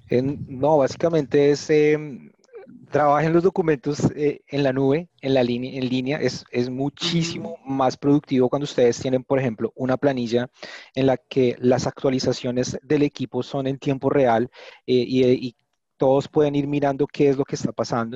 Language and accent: Spanish; Bogotá, Colombia; soy colombiano, bogotano también